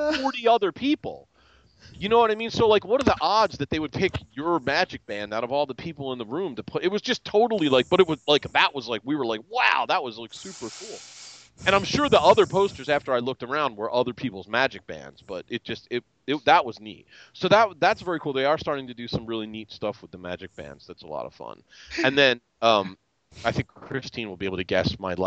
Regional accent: Philadelphia, Pennsylvania, United States; also born or lived in Colmar, Pennsylvania; I'm from Philadelphia, but I actually live in a town called Colmar

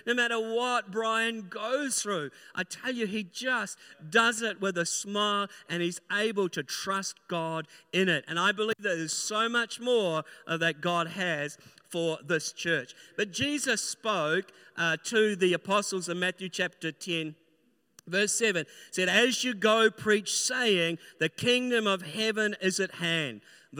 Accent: New Zealand; born there; now in Christchurch, New Zealand; I'm a New Zealander by birth, living in Christchurch, and both of my pastors were Australians. So I learned the accent

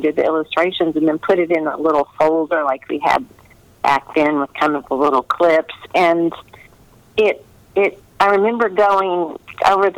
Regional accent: Kentucky, United States; I'm born and bred in Kentucky

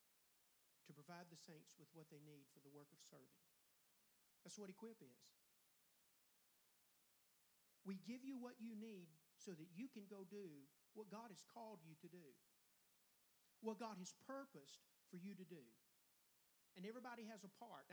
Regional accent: Longwood, United States; I'm from Longwood. I come from way back now

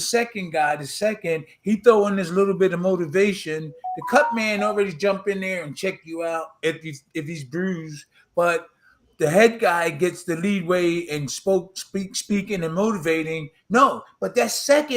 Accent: Philadelphia, Pennsylvania, United States; where I was born and raised in South Philly

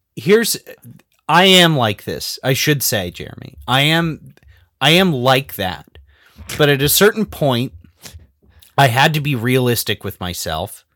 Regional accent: Southern California, United States; I'm from Southern California, not the South

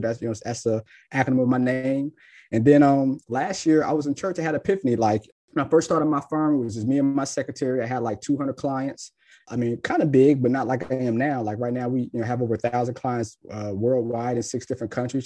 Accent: Cincinnati, Ohio, United States; moved away as an adult; also born or lived in Tennessee; now in Jacksonville, United States; I'm born and raised in Cincinnati

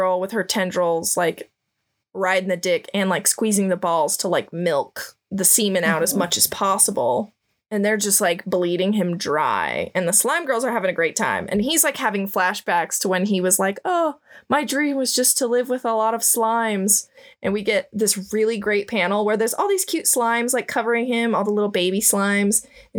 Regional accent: Midwest, United States; I'm from the Midwest

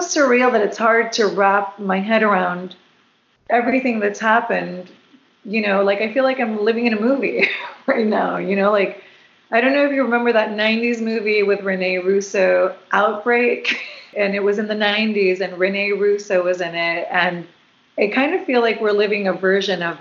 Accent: Puerto Rico; also born or lived in South Florida; now in West Coast, United States; I've lived on the West Coast since 2007, but I'm originally from Puerto Rico, and I did live in South Florida for 12 years.

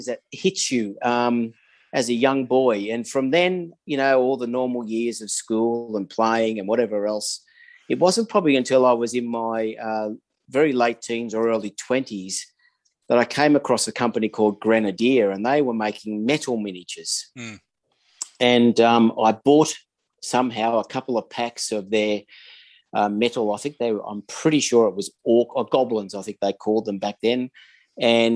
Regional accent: Sydney, New South Wales, Australia; now in Adelaide, Australia; I'm 61 years old, living in Adelaide, South Australia. I haven't always been here. I grew up in Sydney, and in a little town called Blacktown in the western suburbs of Sydney

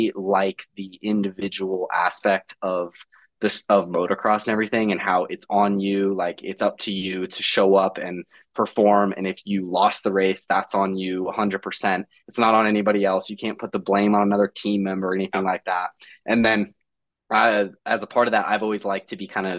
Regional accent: Littleton, Colorado, United States; I'm from Littleton, Colorado

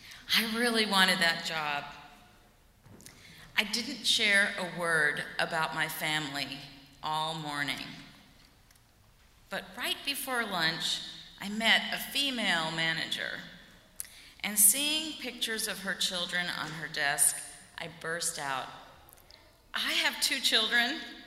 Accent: the South, United States; accent: southern; I had to wear menswear suits in the mid-1980s to fit in, lose my southern accent

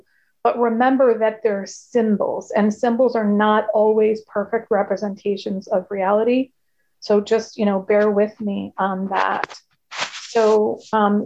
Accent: Connecticut, United States; I'm from Connecticut, which is a state in the United States.

